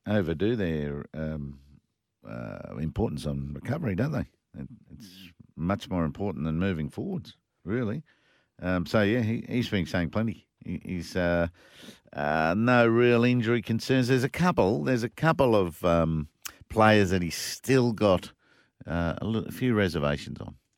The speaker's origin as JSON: {"language": "English", "town": "Brisbane", "region": "Queensland", "country": "Australia", "tie": "born or raised there", "said": "Brisbane, my, my hometown"}